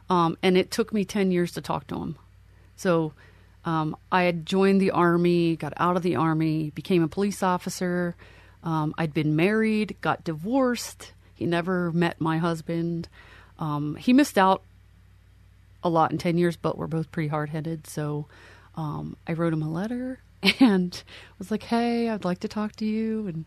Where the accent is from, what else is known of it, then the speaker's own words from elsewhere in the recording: Lancaster County, Pennsylvania, United States; I am originally from Pennsylvania. I grew up in Lancaster County, uh, which is home of the Amish.